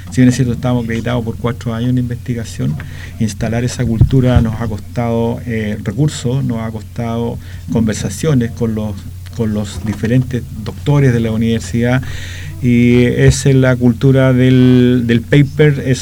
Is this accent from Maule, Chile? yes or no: yes; Talca, Maule, Chile; yo vengo de Talca, ya soy oriundo de Talca.